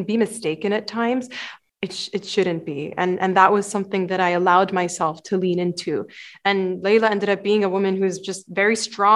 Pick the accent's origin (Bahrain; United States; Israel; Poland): Bahrain; moved away; I was born and raised in Bahrain, and I'm half Egyptian, half Palestinian